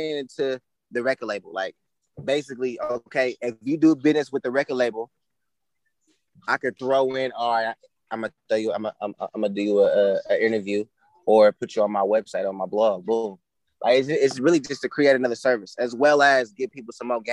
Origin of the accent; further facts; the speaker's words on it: Fairfield, California, United States; now in Sacramento, United States; I'm from Fairfield. I live in Sacramento.